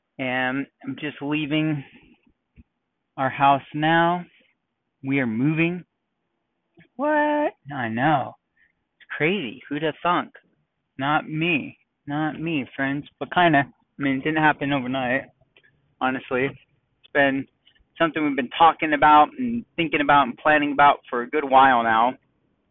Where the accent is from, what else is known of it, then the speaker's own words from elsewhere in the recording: Los Angeles, California, United States; also born or lived in San Diego, California / Tarzana, California; born in Tarzana, LA County, and I grew up in the Valley, San Fernando Valley, Van Nuys, Sherman Oaks area. And then about, I think it was halfway through eighth grade, we moved down to San Diego.